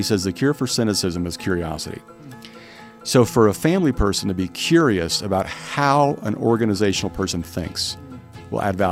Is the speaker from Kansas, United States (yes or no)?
yes; Wichita, Kansas, United States; now in Valencia, California, United States; I grew up in Wichita, Kansas